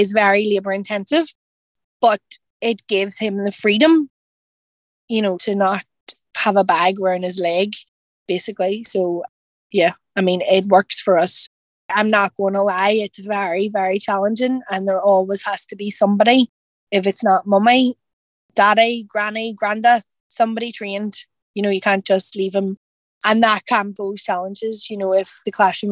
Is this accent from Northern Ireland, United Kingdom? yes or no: yes; Northern Ireland, United Kingdom; we're from Northern Ireland